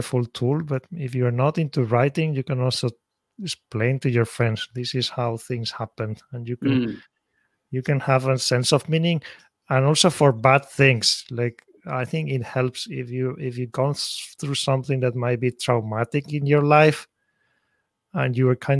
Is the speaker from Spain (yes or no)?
yes; Spain; moved away as an adult; now in Tokyo, Japan; I'm originally from Spain